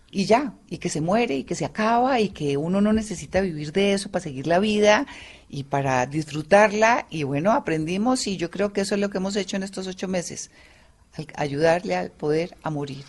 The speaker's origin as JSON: {"language": "Spanish", "country": "Colombia", "said": "somos nosotros los colombianos"}